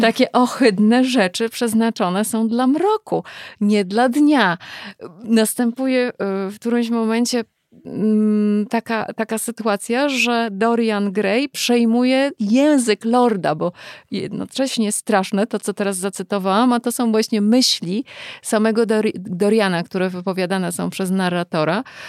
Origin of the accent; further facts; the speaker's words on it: United States; moved away; wychowywałam się lata w Stanach